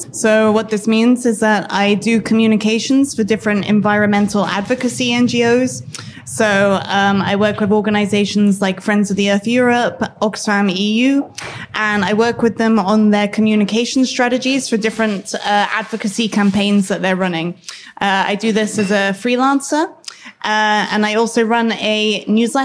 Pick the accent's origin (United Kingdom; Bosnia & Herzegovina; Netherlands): United Kingdom; also born or lived in London; In case you haven't guessed from my accent, I'm British.